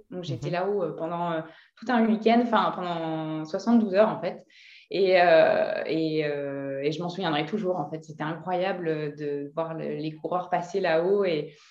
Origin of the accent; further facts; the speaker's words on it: Lille, Hauts-de-France, France; moved away as an adult; now in Lyon, France; J'ai vécu à Lille.